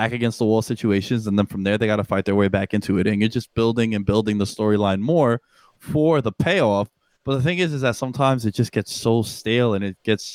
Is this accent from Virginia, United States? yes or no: no; New York City, New York, United States; now in Long Island, United States; I grew up in Astoria, Queens.